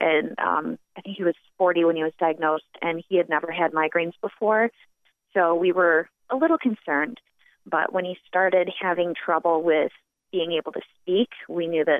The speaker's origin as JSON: {"language": "English", "town": "Walworth", "region": "New York", "country": "United States", "tie": "born or raised there", "said": "I grew up in Walworth."}